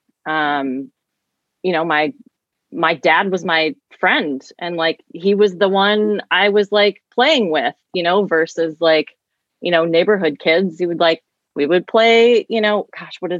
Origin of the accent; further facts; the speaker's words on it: St. Louis, Missouri, United States; I grew up in St. Louis, but in the same county even, but two different homes